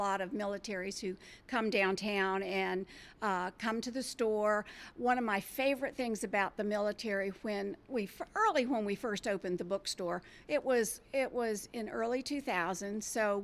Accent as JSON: {"language": "English", "area": "D.C.", "region": "District of Columbia", "country": "United States", "tie": "born or raised there", "moved": "yes", "said": "I grew up outside Washington, D.C."}